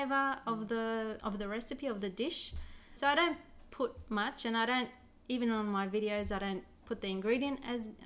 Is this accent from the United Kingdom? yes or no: no; Australia; moved away as an adult; also born or lived in Baghdad, Iraq / Greece; now in Ontario, Canada; I lived in Australia nearly all my life. I've been there nearly 30 years. I was born in Iraq, Baghdad.